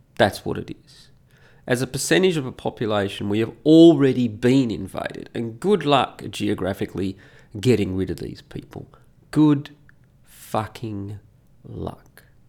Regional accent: Australia; moved away as an adult; also born or lived in Italy; as an Australian

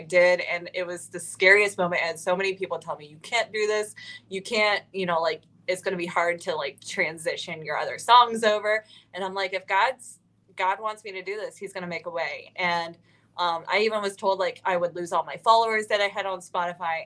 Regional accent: Ohio, United States; moved away as an adult; now in Nashville, United States; I am originally from Ohio.

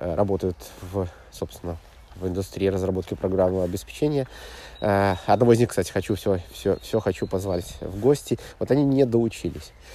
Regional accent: Belarus; я из Белоруссии

